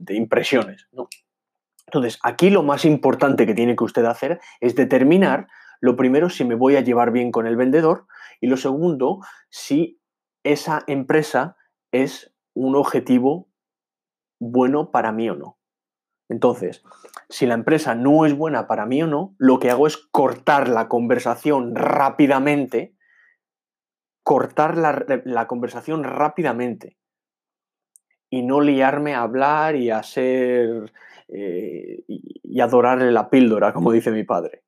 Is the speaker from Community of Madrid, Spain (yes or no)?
yes; Madrid, Community of Madrid, Spain; moved away; also born or lived in England; soy mitad inglés, mitad español, eh, nací en Madrid, me desarrollé en, Inglaterra